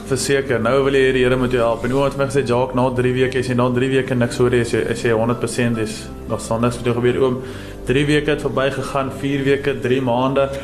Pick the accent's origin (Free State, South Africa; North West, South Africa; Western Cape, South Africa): North West, South Africa; Potchefstroom; moved away as an adult; now in George, South Africa; ek het groot geword in Potchefstroom.